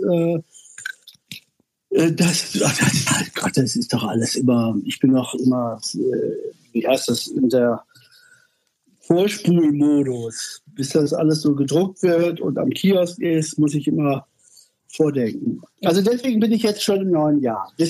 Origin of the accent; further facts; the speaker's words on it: Bielefeld, North Rhine-Westphalia, Germany; Ich hatte eine ganz große Ausstellung in Bielefeld, was ist meine Heimatstadt.